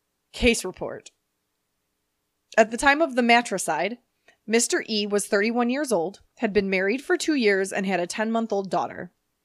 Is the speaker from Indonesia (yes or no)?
no; United Kingdom; Because I'm British.